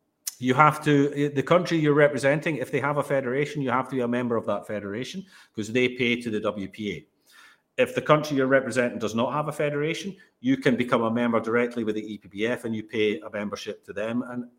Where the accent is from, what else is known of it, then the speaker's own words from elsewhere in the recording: Netherlands; but I'm actually Dutch, and play for the Dutch.